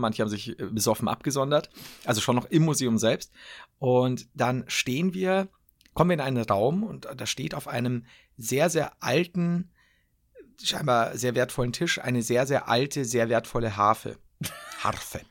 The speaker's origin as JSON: {"language": "German", "town": "Cologne", "region": "North Rhine-Westphalia", "country": "Germany", "tie": "born or raised there", "said": "… nennt man mich in meiner Heimat. Köln"}